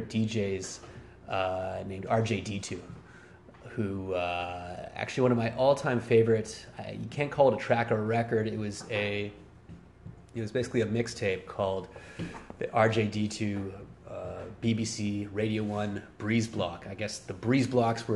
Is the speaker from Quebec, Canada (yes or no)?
yes; Montreal, Quebec, Canada; growing up in French Canada, aka Quebec, the province of Quebec, and growing up in Montreal